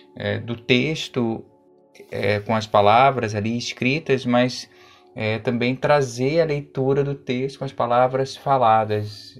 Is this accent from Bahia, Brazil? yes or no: no; Rio de Janeiro, Brazil; eu sou da Tijuca